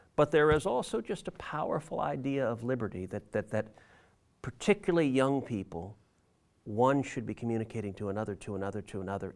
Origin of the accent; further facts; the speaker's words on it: Texas, United States; I grew up in Texas.